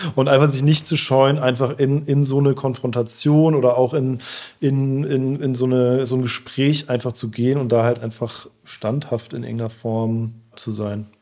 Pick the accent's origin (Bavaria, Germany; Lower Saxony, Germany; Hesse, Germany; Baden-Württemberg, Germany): Baden-Württemberg, Germany; Heidelberg; now in Berlin, Germany; ich komme aus Heidelberg